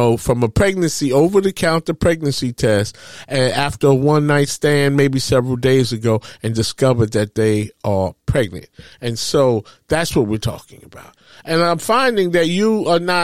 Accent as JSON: {"language": "English", "town": "New York City", "region": "New York", "country": "United States", "tie": "born or raised there", "said": "I'm from Harlem. I grew up, you know, from public housing projects."}